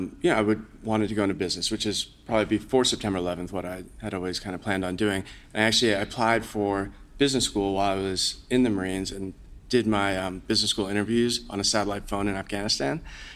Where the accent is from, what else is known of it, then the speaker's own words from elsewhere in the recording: New York area, United States; I grew up in the New York area